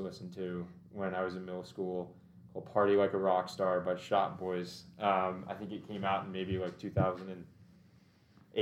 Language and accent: English; Brentwood, Tennessee, United States; also born or lived in Nashville; I actually grew up in Brentwood for, I guess, 11 or 12 years, and then moved to Westmead, just down the road a little bit